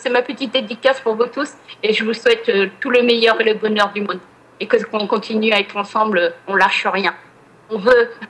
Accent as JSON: {"language": "French", "region": "Normandy", "country": "France", "said": "Ah oui, oui, je suis une pure Normande."}